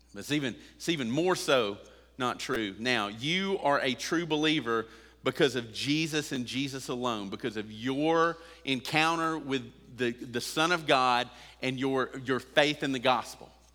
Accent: United States

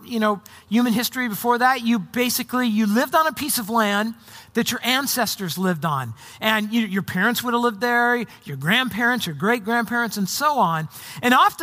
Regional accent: Orange County, Southern California, United States; moved away as an adult; also born or lived in Arizona / Portland area, Oregon; now in Portland, United States; I grew up in Southern California in Orange County when I got through high school.

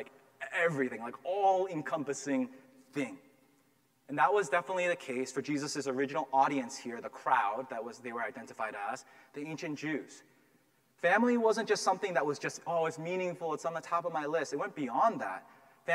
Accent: Massachusetts, United States; I grew up here in Massachusetts, and I grew up in a town where there were very few minorities

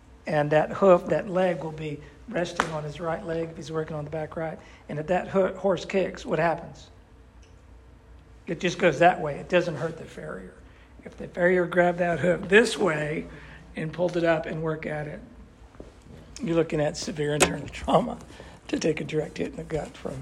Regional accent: New England, United States; I grew up with horses in New England

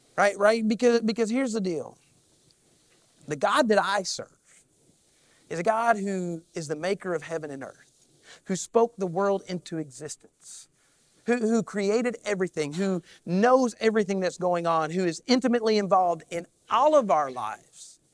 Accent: Kentucky, United States; I, I am definitely from Kentucky

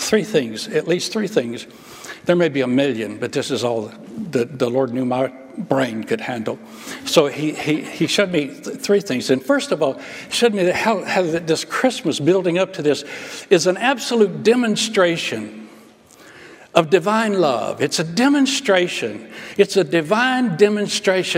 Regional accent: Alabama, United States; I grew up in Alabama

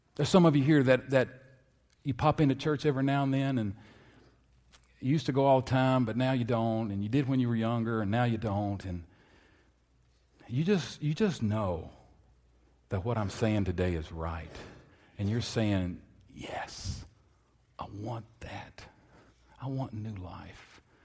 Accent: Lexington, Kentucky, United States; I grew up in Lexington, Kentucky

